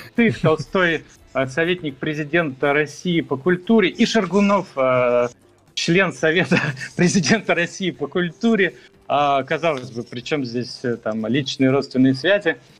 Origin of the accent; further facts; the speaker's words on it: Moldova; now in Canada; я из Молдавии